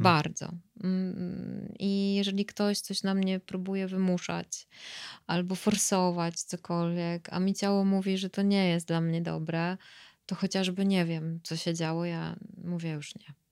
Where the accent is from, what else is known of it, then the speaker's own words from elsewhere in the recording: Tricity, Pomeranian Voivodeship, Poland; ja jestem z Trójmiasta